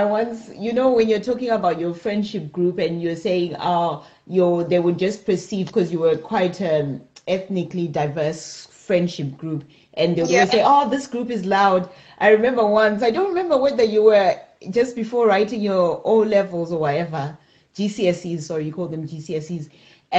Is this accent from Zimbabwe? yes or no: yes; Zimbabwe; moved away as an adult; I grew up in Zimbabwe